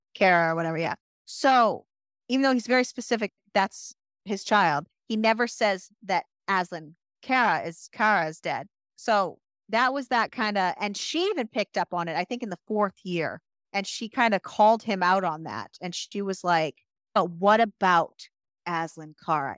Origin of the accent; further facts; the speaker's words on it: United States; as an American